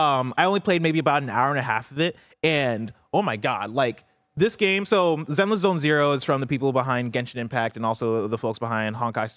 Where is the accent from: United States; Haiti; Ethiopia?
United States; Champaign, Illinois; I grew up in Illinois and like Champaign, Illinois, which is fairly diverse, right? But even in Champaign, I always felt like I had this singular experience of like growing up in the U.S. with the parents that moved here from Nigeria.